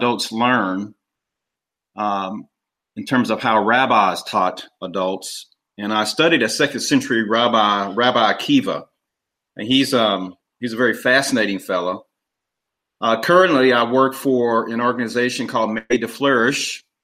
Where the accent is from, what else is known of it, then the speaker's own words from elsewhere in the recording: Kansas City, Missouri, United States; also born or lived in St. Louis, Missouri; I'm originally from Kansas City, Missouri. That's where I live now.